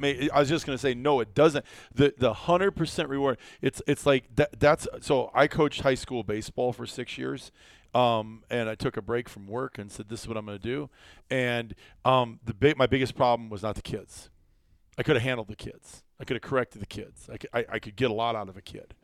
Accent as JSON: {"language": "English", "region": "Iowa", "country": "United States", "tie": "born or raised there", "also_born_or_lived": "Wisconsin", "moved": "yes", "lives_now": "South Dakota, United States", "said": "growing up in Iowa"}